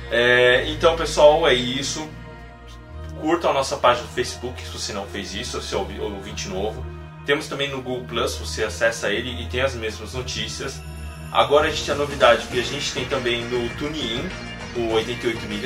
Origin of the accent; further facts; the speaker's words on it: Brazil; also born or lived in Japan; Eu morava no Japão, era brasileiro, mas aqui no Brasil eu sou japonês.